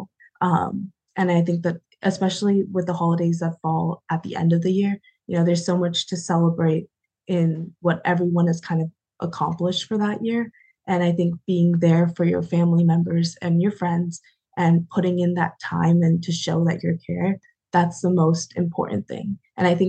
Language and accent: English; Cheshire, Connecticut, United States; I grew up kind of in Cheshire, Connecticut, and there it was a predominantly white community